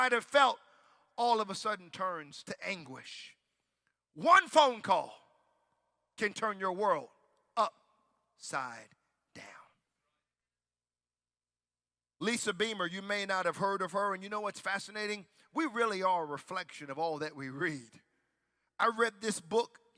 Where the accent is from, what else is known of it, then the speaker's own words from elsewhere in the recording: United States; moved away; I'm from the States